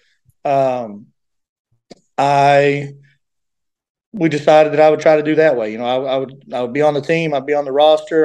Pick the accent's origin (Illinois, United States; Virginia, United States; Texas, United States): Virginia, United States; Grundy; moved away as an adult; now in Pikeville, United States; I'm from Grundy, Virginia